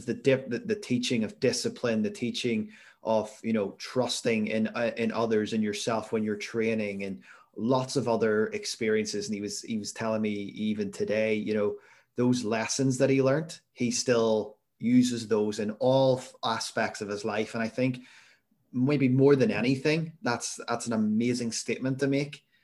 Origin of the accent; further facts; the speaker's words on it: Belfast, Northern Ireland, United Kingdom; I'm from Belfast